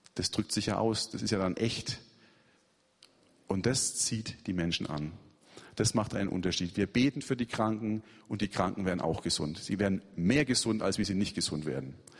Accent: Germany; now in Yalova, Turkey; ich Christ bin, weil das nehmen sie an. Ich bin ja Deutscher

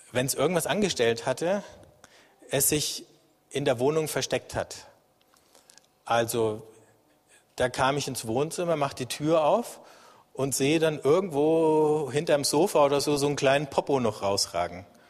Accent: Germany; als Deutsche und als Europäer.

